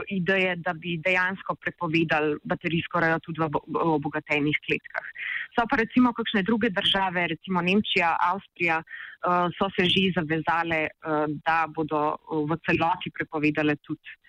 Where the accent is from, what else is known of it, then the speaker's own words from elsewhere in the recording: Slovenia; Slovenci smo